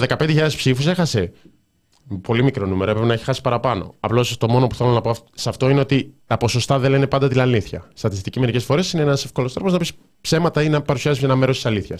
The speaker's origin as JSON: {"language": "Greek", "town": "Thessaloniki", "region": "Central Macedonia", "country": "Greece", "said": "είμαι από Θεσσαλονίκη"}